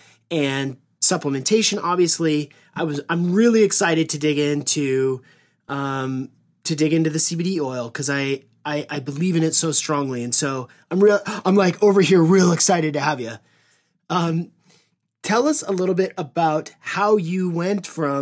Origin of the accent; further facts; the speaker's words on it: Seattle, Washington, United States; I grew up here in Seattle